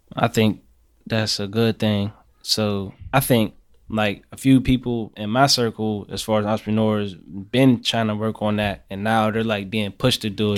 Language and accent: English; Pittsburgh, Pennsylvania, United States; I'm from Larmer, from Larmer, east side of Pittsburgh